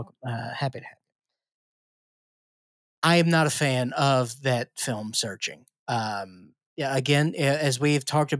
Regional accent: Bakersfield, California, United States; I'm from Bakersfield. That's tight.

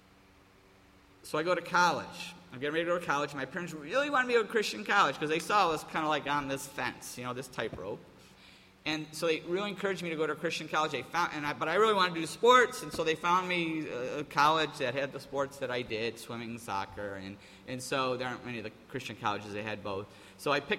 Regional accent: Appleton, New York, United States; moved away as an adult; I grew up in Mayberry. And to go from Mayberry, you know, Appleton, New York, to California was a culture shock

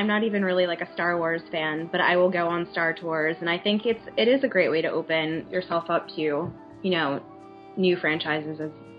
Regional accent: New York, United States; I'm from New York

